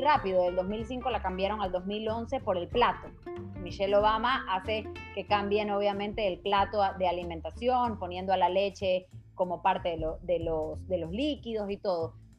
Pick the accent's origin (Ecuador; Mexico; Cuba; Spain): Ecuador; nosotros mismos como ecuatorianos